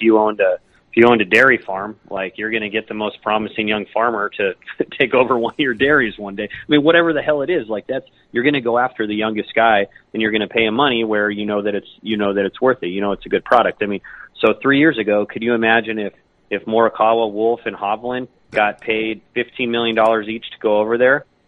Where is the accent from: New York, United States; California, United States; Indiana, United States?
California, United States; San Diego; I'm from San Diego